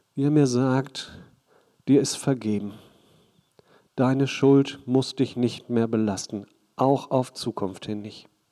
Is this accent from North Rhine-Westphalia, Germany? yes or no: yes; Hagen, North Rhine-Westphalia, Germany; ich komme aus Hagen